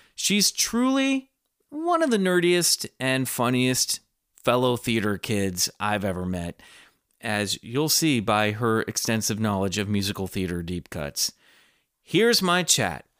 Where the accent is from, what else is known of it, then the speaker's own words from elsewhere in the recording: Kansas, United States; I grew up in Kansas